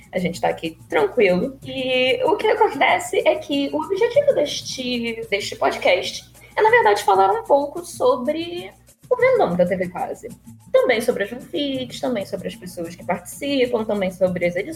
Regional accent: Rio de Janeiro, Brazil; eu sou do Rio de Janeiro, capital

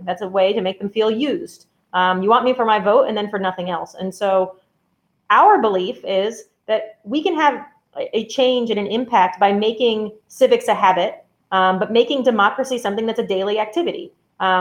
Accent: New England, United States; I grew up in New England

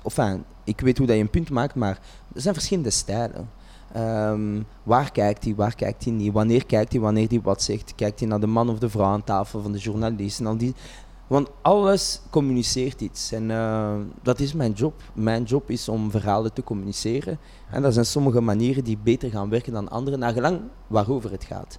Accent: Vilvoorde, Flanders, Belgium; ik ben geboren en getogen in Vilvoorde

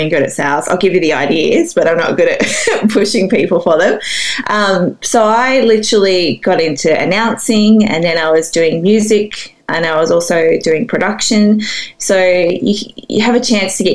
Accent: Sydney, New South Wales, Australia; I grew up in Sydney

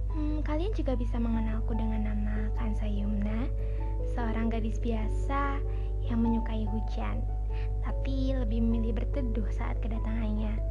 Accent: Serang, Banten, Indonesia; born there; Aku lahir di Serang tanggal 16 Oktober 2003.

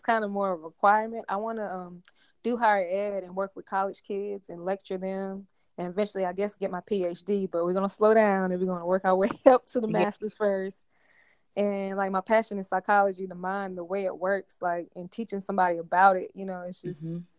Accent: Jamaica; But I'm basically I'm Jamaican, as you know, Wangwan.

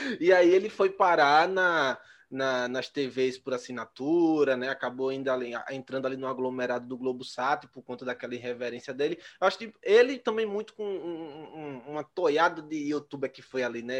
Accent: Maceió, Alagoas, Brazil; eu sou aqui de Maceió, em Alagoas

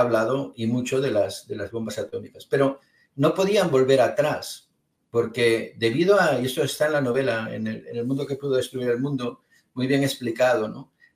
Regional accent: Spain; yo soy de España

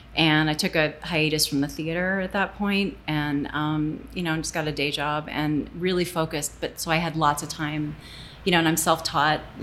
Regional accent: Toledo, Ohio, United States; also born or lived in Fort Knox, Kentucky / Frankfurt, Germany; now in Santa Fe, United States; I basically grew up in um, Toledo

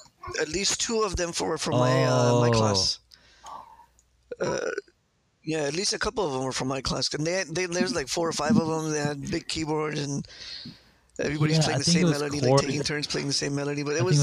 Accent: Riyadh, Riyadh Province, Saudi Arabia; born there; We were there. Yeah, I was born in Riyadh.

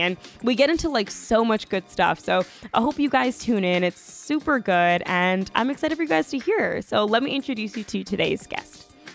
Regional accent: Long Island, New York, United States; I'm from Long Island originally

